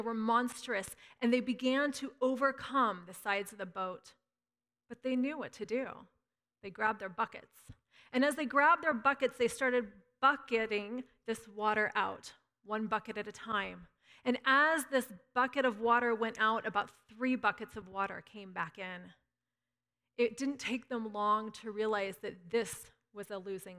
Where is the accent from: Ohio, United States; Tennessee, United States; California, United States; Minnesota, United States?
California, United States; Northern; I'm a Northern Californian